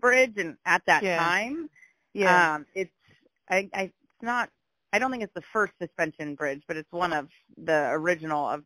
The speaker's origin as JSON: {"language": "English", "region": "California", "country": "United States", "tie": "born or raised there", "also_born_or_lived": "Ohio", "moved": "as an adult", "lives_now": "New York, United States", "said": "Technically I was born in Ohio, but when I was 2, my family moved to California, and I grew up in California and moved to New York for work about 12 years"}